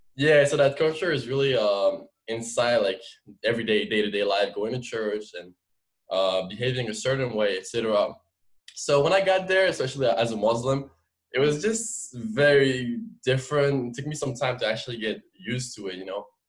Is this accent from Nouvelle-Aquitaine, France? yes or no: no; Paris suburbs, Île-de-France, France; English is a second language; moved away as an adult; now in United States; I was born and raised in France. Uh, my parents are both immigrants from Algeria. Uh, we grew up. When I say France, when I say Paris, it's not really Paris. I uh, kind of the suburb